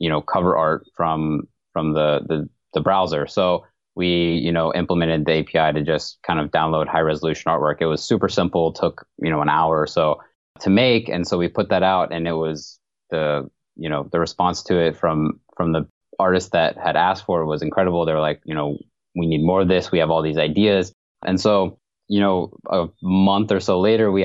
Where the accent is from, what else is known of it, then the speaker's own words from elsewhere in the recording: Atlanta, Georgia, United States; moved away as an adult; now in Pittsburgh, United States; I was born and raised in Atlanta.